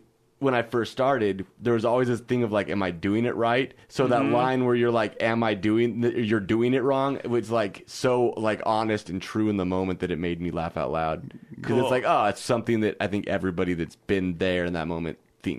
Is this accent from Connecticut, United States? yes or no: no; Nebraska, United States; I'm from Nebraska